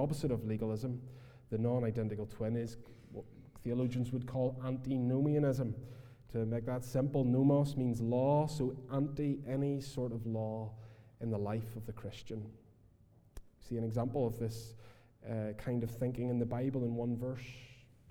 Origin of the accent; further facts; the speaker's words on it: Portstewart, Northern Ireland, United Kingdom; also born or lived in Philadelphia, United States; I'm from Port Stewart